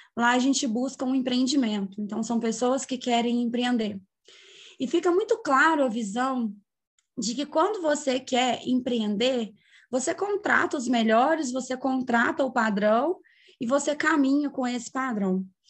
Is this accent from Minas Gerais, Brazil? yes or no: yes; São João del-Rei, Minas Gerais, Brazil; sou natural de São João Del Rei